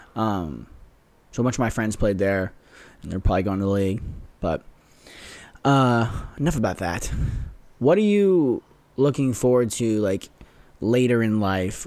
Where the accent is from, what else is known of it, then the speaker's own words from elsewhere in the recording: Las Vegas, Nevada, United States; moved away; play from my hometown